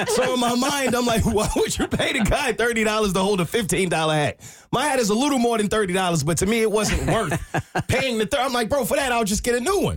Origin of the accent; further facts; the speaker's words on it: New York, United States; moved away; I'm actually from New York